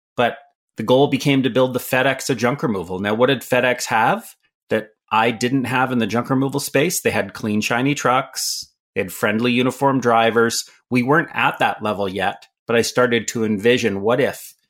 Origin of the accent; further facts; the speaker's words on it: Canada; also born or lived in San Francisco, California, United States; I was born in San Francisco lived there till I was about seven years old, till my mother remarried and we moved to Canada, which is home today